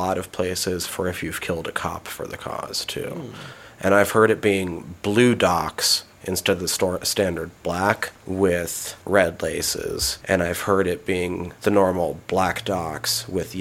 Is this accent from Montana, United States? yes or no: yes; Montana, United States; I'm from Montana, grew up here in Montana.